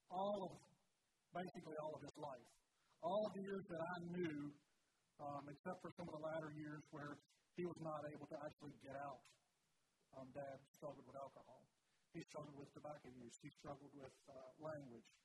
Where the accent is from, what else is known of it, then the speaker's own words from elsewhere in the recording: Bridgewater, United States; I didn't grow up in the Mennonite church. I grew up in the Church of the Brethren in Bridgewater there.